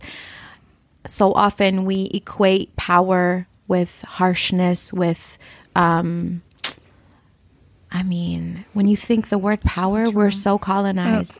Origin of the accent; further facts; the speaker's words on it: Flint, Michigan, United States; I grew up in Flint, Michigan